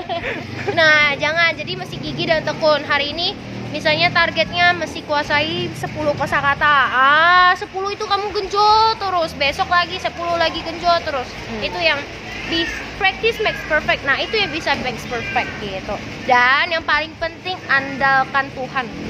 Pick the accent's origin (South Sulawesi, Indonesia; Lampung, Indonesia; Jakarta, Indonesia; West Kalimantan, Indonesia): West Kalimantan, Indonesia; Pontianak; aku memang asli kan dari Pontianak